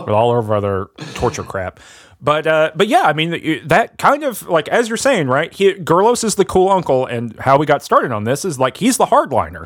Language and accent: English; the South, United States; I'm from the South